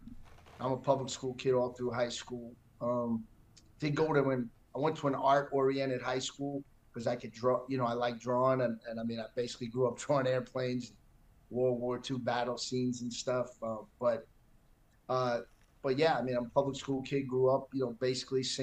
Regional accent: New York City, New York, United States; moved away as an adult; I was born and raised in New York City. I mean, I'm sure you can tell that from the minute I opened my mouth. Born and raised in Manhattan

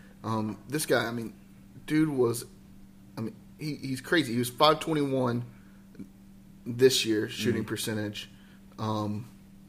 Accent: Lexington, North Carolina, United States; I grew up in Lexington, North Carolina

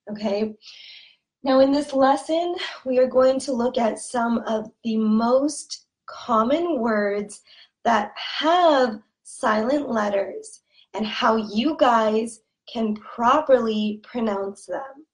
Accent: California, United States; accent: Californian; pronouncing these words with an accent from California. Okay? And that's good. It's good for you because my accent is very neutral, meaning that everyone can understand my accent.

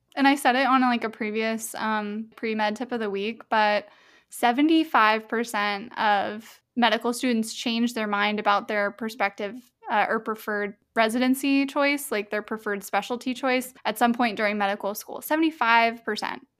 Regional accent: Melbourne, Florida, United States; I'm from Melbourne.

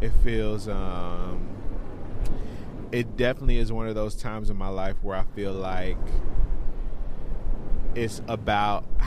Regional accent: Memphis, Tennessee, United States; moved away; also born or lived in Chicago, Illinois; I am from Memphis, Tennessee, by way of Chicago, Illinois

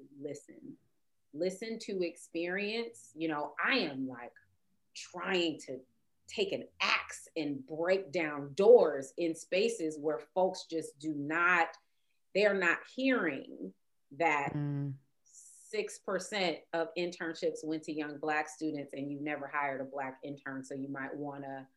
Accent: Compton, California, United States; I went to a Black college and I grew up in Compton

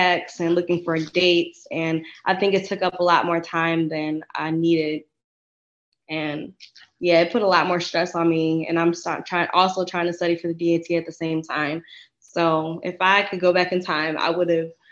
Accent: Detroit, Michigan, United States; I am from Detroit. So it was close to home, you know, close to family.

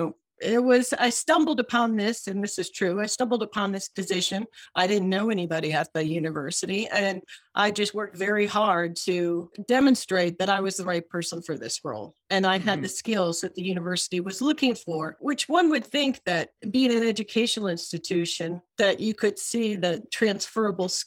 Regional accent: Michigan, United States; moved away as an adult; also born or lived in London / Cambridge, Massachusetts; I grew up in Michigan

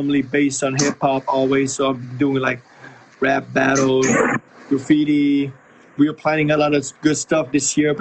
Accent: Thailand; also born or lived in Italy / Phoenix, Arizona, United States; I was born in Italy, raised normally like in Thailand most of the time, but I've had a chance of living in the States a little bit, in Thailand and in Italy, so I'm a bit of a mix.

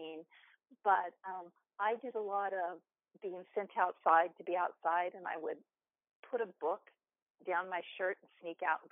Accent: Southern California, United States; I grew up in the mountains in Southern California

